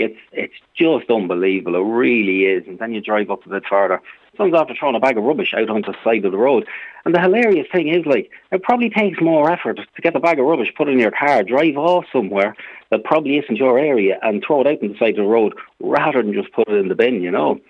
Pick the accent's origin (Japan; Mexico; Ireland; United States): Ireland; Trim, County Meath; my hometown of Trim